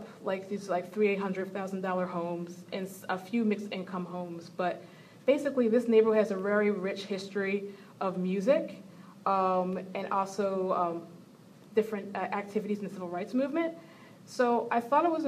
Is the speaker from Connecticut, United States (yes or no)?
no; Philadelphia, Pennsylvania, United States; moved away; also born or lived in Chicago; I'm not originally from Chicago, I'm from Philadelphia.